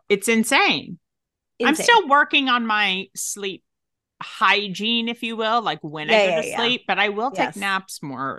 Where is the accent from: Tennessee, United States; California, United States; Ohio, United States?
Tennessee, United States; accent: Southern; So I am originally from Tennessee.